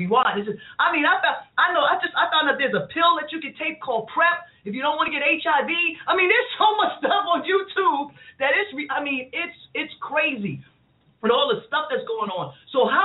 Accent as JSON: {"language": "English", "town": "New York City", "region": "New York", "country": "United States", "said": "I'm from Queens"}